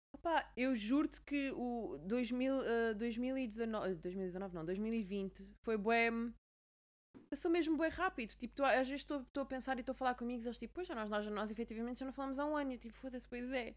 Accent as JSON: {"language": "Portuguese", "country": "Portugal", "moved": "yes", "lives_now": "London, United Kingdom", "said": "enquanto Tuga"}